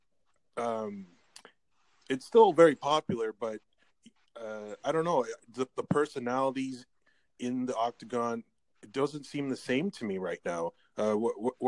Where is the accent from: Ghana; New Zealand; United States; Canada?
Canada; I'm from Canada